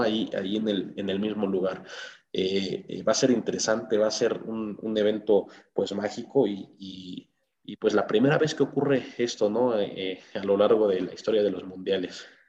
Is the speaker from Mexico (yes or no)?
yes; Mexico; uno como mexicano